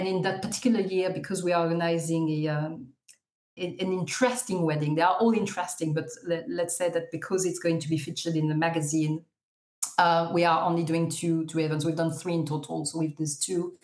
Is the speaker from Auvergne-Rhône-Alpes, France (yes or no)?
yes; Lyon, Auvergne-Rhône-Alpes, France; now in London, United Kingdom; based in London, but I'm French from Lyon.